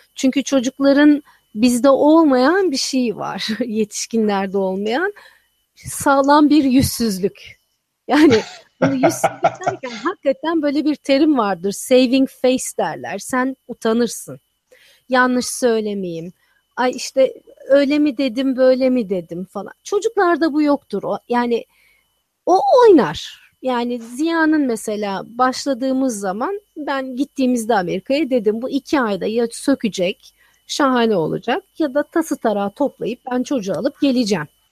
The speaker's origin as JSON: {"language": "Turkish", "country": "Turkey", "tie": "born or raised there", "also_born_or_lived": "Texas", "moved": "as an adult", "said": "Ben bütün hayatımı Türkiye'de geçirmişim."}